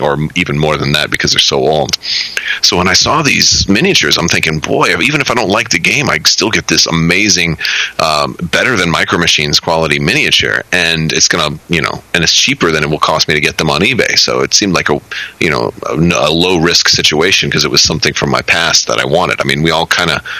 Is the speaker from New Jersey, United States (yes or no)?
no; Florida, United States; now in Orlando, United States; I don't live in my hometown anymore because I was in the army after high school and I got out and moved to Orlando. I was originally from a different part of Florida